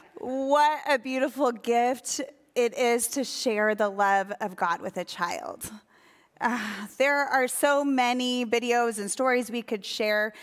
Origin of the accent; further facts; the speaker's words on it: Sheboygan, Wisconsin, United States; my hometown, Sheboygan, Wisconsin